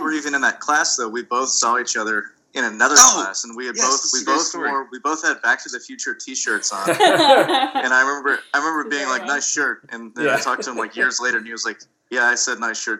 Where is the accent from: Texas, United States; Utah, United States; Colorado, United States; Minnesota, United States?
Texas, United States; Central; growing up in Central Texas, the creepy, fun place was always a cave because there's caves everywhere.